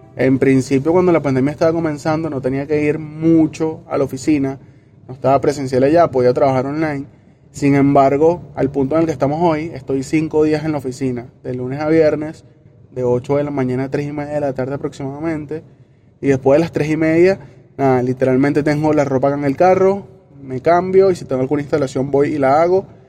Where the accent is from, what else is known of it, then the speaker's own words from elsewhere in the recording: Caracas, Capital District, Venezuela; tengo 25 años, soy de acá de Caracas y vivo en la urbanización eh, Las Acacias